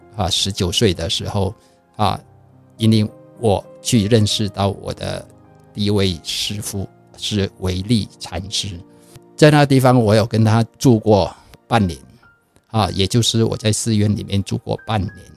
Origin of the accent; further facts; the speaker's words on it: Vietnam; moved away as an adult; now in Taiwan; 我在，呃，越南出生